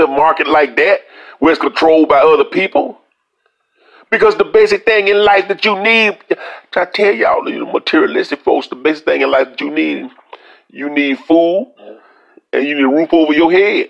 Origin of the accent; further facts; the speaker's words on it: Louisiana, United States; I'm from Louisiana